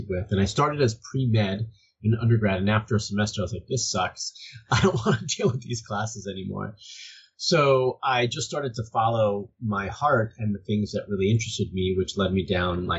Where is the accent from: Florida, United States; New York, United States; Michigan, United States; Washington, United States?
Florida, United States; Miami; moved away as an adult; now in California, United States; I'm originally from Miami